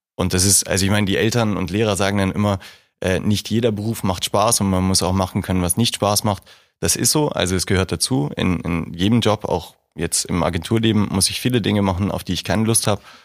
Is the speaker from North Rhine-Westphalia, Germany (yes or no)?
no; Hamburg, Germany; moved away as an adult; now in Regensburg, Germany; Hamburg ist eine wunderschöne Stadt und meine Heimat